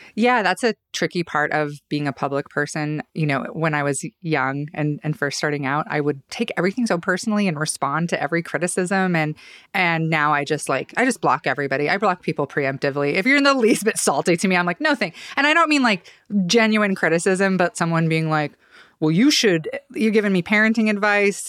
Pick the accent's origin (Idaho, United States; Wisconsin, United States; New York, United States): Idaho, United States; Boise; I grew up in Boise, West Boise